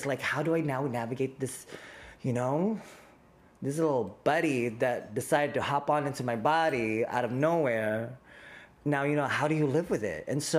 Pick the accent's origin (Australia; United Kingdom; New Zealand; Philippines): Philippines; as a Filipino, now I'm on like anti-diabetes pills because we're predisposed to having diabetes and high cholesterol.